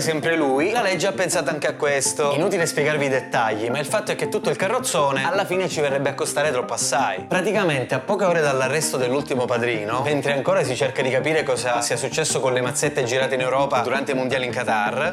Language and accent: Italian; Sicily, Italy; Orgogliosamente veneto almeno il doppio di quanto io non sia orgogliosamente siciliano